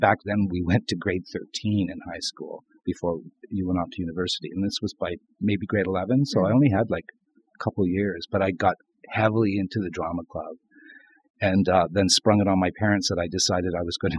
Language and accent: English; St. Thomas, Ontario, Canada; I grew up in St. Thomas, Ontario